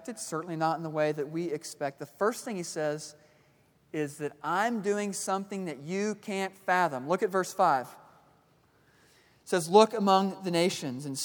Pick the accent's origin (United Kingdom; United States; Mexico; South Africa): United States; Kansas City, Missouri; moved away; I grew up in Kansas City, Missouri